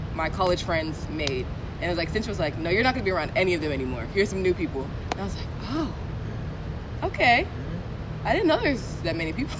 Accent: Stone Mountain, Georgia, United States; I don't want to say I'm from Atlanta but like the metro Atlanta area

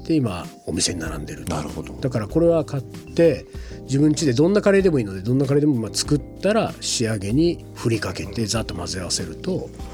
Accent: Shizuoka countryside, Japan; moved away as an adult; now in Tokyo, Japan; 僕も静岡の田舎から出てきてますんでねもう20年以上前に

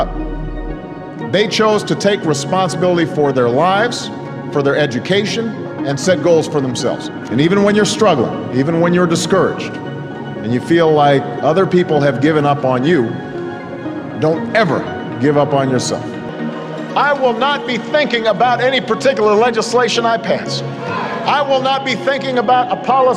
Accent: Chicago, Illinois, United States; my hometown of Chicago, Illinois

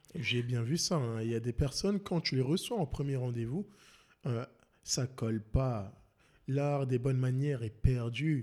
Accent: France; now in Montreal, Canada; je suis français

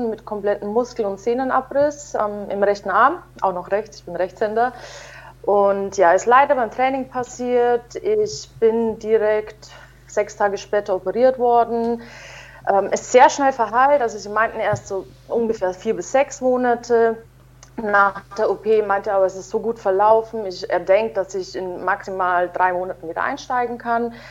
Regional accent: Munich, Bavaria, Germany; ist auch noch in München, in meiner Heimat.

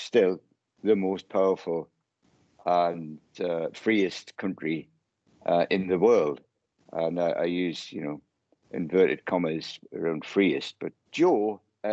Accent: United Kingdom; purely being British

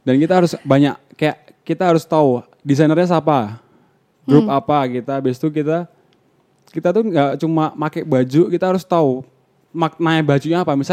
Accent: Surakarta, Central Java, Indonesia; Akhirnya waktu itu kita aku dari Solo ambil job pertama itu Jogja Fashion Week kan.

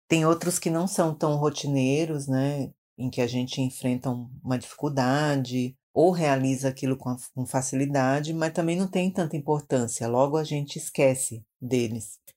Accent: Maranhão, Brazil; now in São Paulo, Brazil; sou tradutora, sou do Maranhão

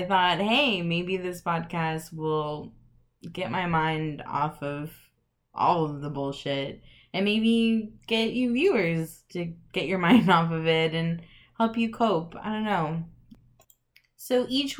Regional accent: El Paso, Texas, United States; moved away as an adult; now in Midland, United States; I am from El Paso, Texas, so shout out to the 915.

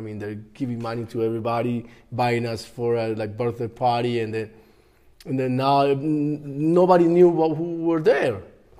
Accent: Medellin, Antioquia, Colombia; born there; I was born in Medellin. Yeah, I was just visiting my grandpa's and great grandparents.

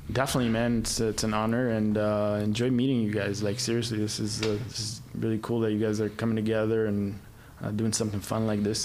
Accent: Egypt; moved away; I grew up in Egypt

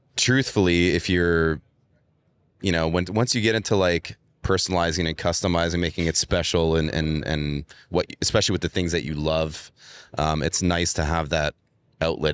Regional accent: Montreal, Quebec, Canada; moved away; I'm actually from Montreal in Canada where it's winter a lot

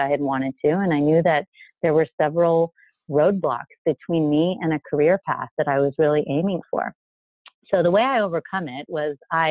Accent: El Paso, Texas, United States; moved away as an adult; also born or lived in Israel / New Jersey / New York; now in San Francisco Bay Area, United States; I already said I'm from El Paso. So being from El Paso means that I definitely need to speak Spanish.

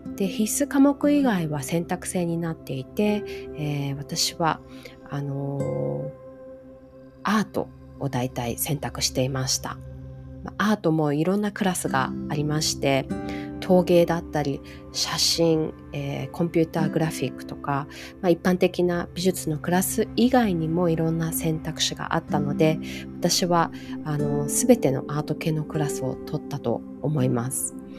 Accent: Hawaii, United States; 人種のるつぼって言われているハワイに育った

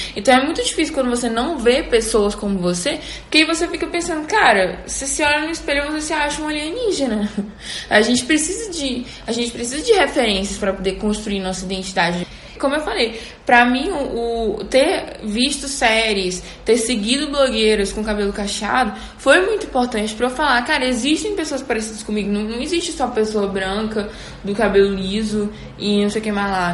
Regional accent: Teresina, Piauí, Brazil; now in Belo Horizonte, Brazil; eu tinha ido pra minha cidade, né, que eu sou de Teresina, mas tô morando em BH

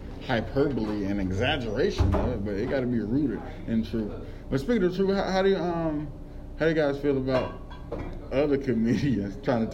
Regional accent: Newberry, South Carolina, United States; I'm literally the only comedian from the small town of Newberry, South Carolina.

